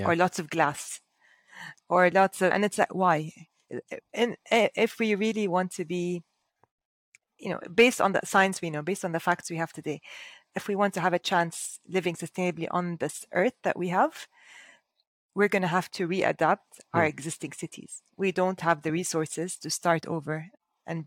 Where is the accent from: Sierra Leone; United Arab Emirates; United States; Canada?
United Arab Emirates; Dubai; now in Abu Dhabi, United Arab Emirates; I was born and raised in Dubai